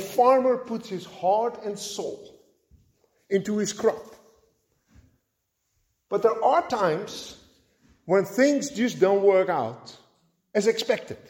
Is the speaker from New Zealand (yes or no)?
no; Netherlands; moved away; growing up in Holland